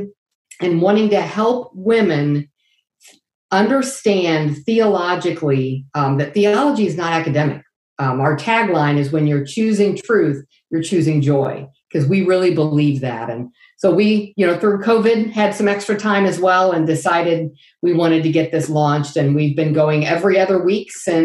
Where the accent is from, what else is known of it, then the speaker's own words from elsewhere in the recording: Lafayette, Indiana, United States; I am from Lafayette, Indiana, Purdue country